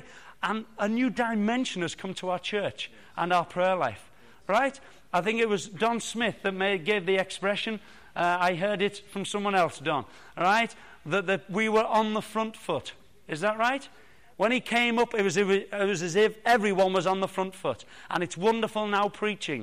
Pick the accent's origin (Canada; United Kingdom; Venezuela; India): United Kingdom; Liverpool, North West England; now in Bracknell, United Kingdom; I was born in Liverpool